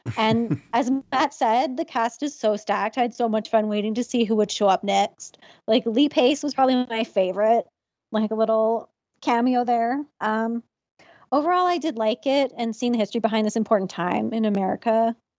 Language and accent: English; Canada; as a Canadian